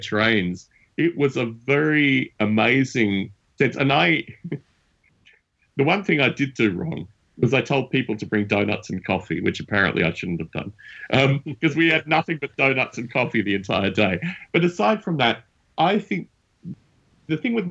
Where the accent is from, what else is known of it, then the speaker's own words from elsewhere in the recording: Australia; moved away; I'm an expat Australian. I'm from Australia originally